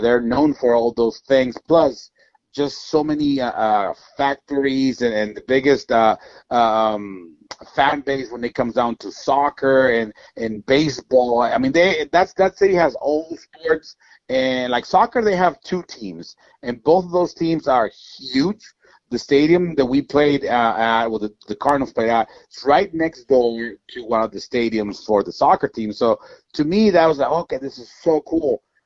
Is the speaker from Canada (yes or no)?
no; Mexico; moved away; being born and raised in Mexico, going back to my country as a big leaguer